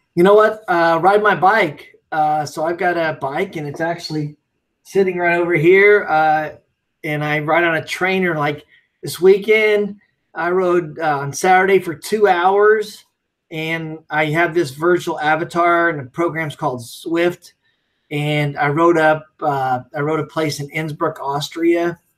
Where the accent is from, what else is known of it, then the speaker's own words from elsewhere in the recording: Ellettsville, Indiana, United States; I grew up in Ellettsville, Indiana